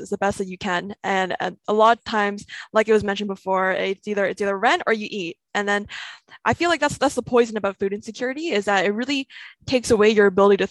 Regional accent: Hamilton, Ontario, Canada; I'm from Hamilton, Ontario, where they did the universal basic income pilot

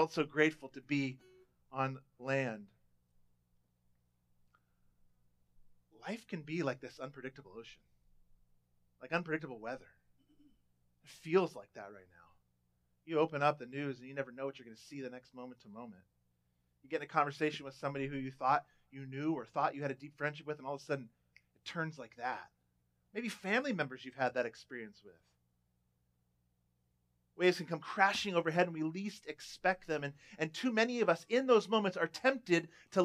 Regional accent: Southern California, United States; I was a teenager growing up in Southern California

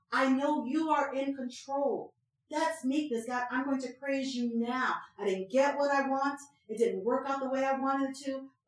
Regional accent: Philadelphia, Pennsylvania, United States; I was born out in North Philly

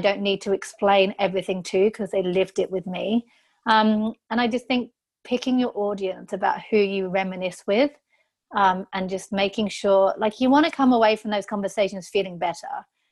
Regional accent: England, United Kingdom; I'm so English.

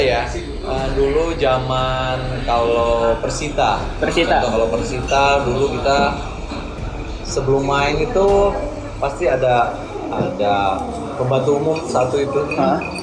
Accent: Garut, West Java, Indonesia

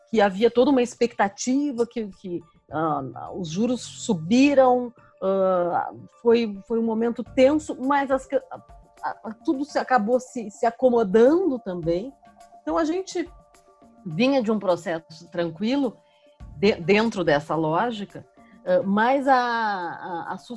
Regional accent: Porto Alegre, Rio Grande do Sul, Brazil; now in Brasília, Brazil; eu tô aqui há 20 anos. Então, eu cheguei em Brasília, vim de Porto Alegre, é, no final do governo Fernando Henrique.

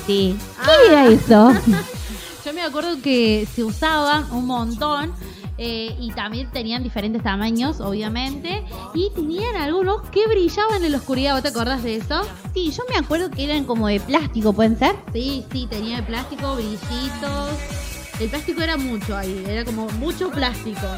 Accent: Córdoba, Argentina; fuimos a la zapatería Calzados 10, me acuerdo, acá en Córdoba

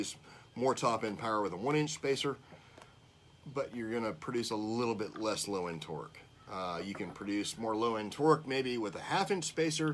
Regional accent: California, United States; moved away; when I grew up in California, and I raced for the first

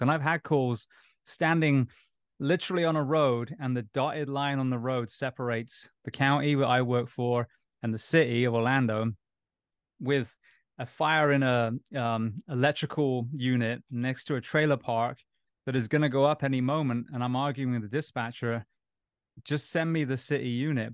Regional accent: Bath, South West England, United Kingdom; moved away as an adult; also born or lived in Japan; now in United States; I'm originally from England. Grew up in a place called Bath near uh, Stonehenge on a farm

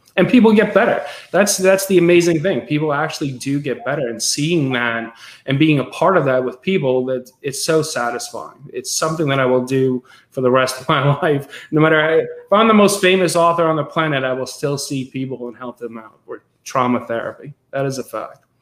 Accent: Westchester County, New York, United States; so i grew up in westchester county new york hudson valley region

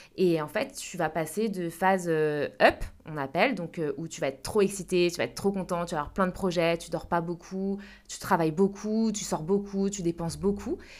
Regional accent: France; accent: French; moved away; avec mon accent français

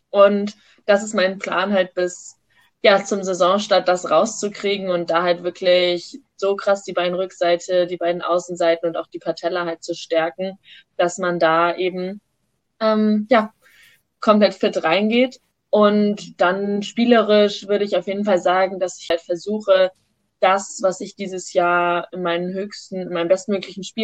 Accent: Wiesbaden, Hesse, Germany; born there; Ähm, ich komme ja gebürtig aus Wiesbaden

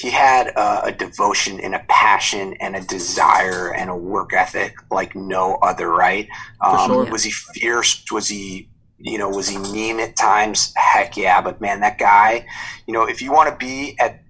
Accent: Chicago, Illinois, United States; born and raised, obviously, in Chicago.

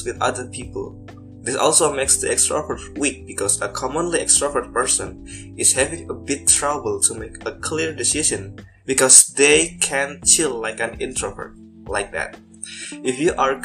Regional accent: Banyumas, Central Java, Indonesia; my hometown, Banyumas.

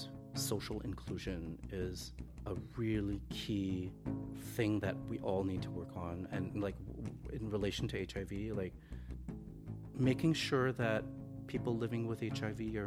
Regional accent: Montreal, Quebec, Canada; also born or lived in Hong Kong / Toronto; I was born in Hong Kong, so I moved here with my family when I was 9. I really consider Canada and Montreal to be my home. Like, this is where I grew up

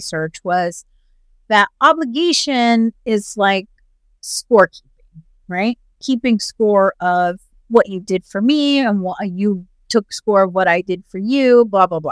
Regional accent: United States; As an American

